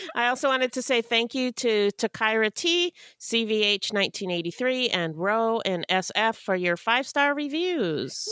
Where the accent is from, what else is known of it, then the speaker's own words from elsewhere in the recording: Canada; one of my fellow Canadians